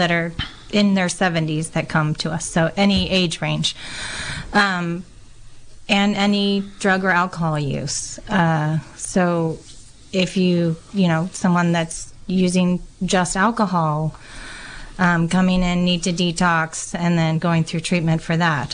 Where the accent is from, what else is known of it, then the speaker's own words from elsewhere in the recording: Mendocino County, California, United States; I was born in Mendocino County, moved away for a little bit, and decided to come on back